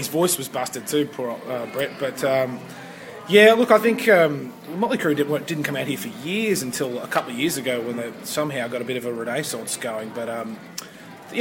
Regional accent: Queensland, Australia; I'm actually a Queenslander

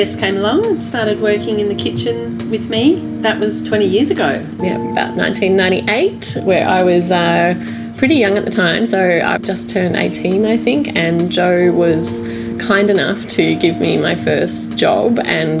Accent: Sydney, New South Wales, Australia; moved away as an adult; also born or lived in Byron Bay, Australia; now in Hobart, Australia; I was from Sydney, you know, grew up with meat and three veg

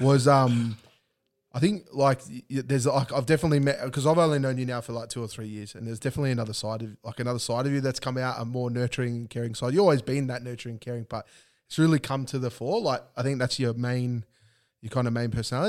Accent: Australia; it's our birthright, um, as an Aussie to drink V B

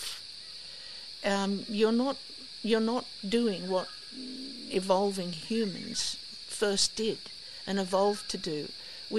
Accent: Australia; I grew up on the Lenco River

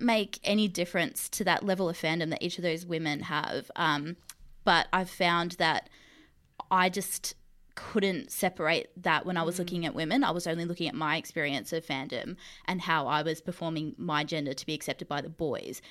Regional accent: Mildura, Victoria, Australia; I grew up in the country. I'm from Mildura.

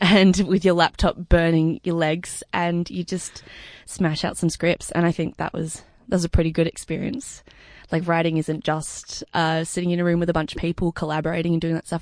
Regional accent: Sydney, New South Wales, Australia; I grew up, uh, in Crow's Nest in the North Shore of Sydney.

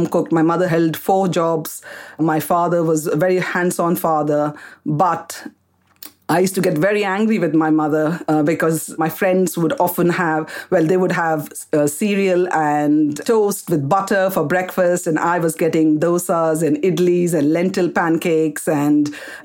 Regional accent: Kolkata, West Bengal, India; moved away as an adult; also born or lived in Karnataka, India; now in United Kingdom; I was born in India, in Calcutta

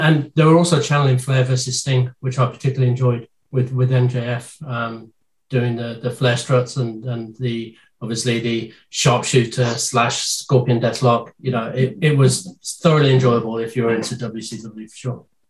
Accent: United Kingdom; a British man being brought up on uh, carry on

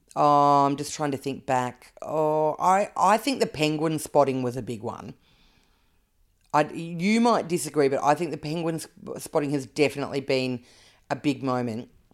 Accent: Canberra, Australian Capital Territory, Australia; I grew up in Canberra.

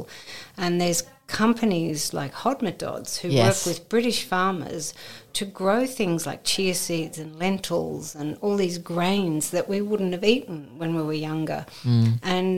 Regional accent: Australia; now in United Kingdom; growing up in Oz

